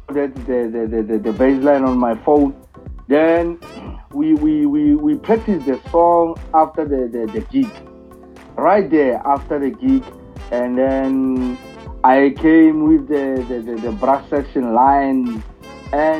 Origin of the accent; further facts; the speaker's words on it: South Africa; I'm hailing from South Africa, around the rural areas, where only hope is the only thing that keeps us going there